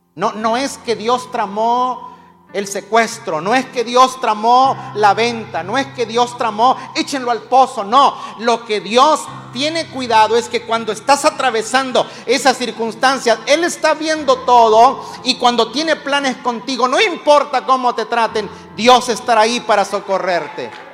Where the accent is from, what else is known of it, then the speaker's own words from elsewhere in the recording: Mexico; Como buen mexicano